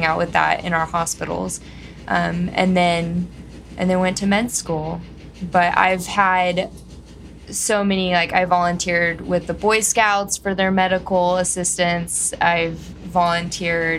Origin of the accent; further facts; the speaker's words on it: Texas, United States; Growing up in Texas, very conservative family